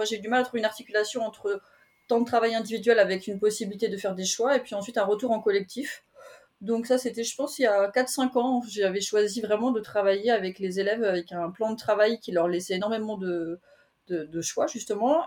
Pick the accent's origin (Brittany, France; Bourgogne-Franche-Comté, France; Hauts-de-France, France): Brittany, France; also born or lived in Paris suburbs; now in Paris region, France; parler de mes origines parce que je suis, je suis bretonne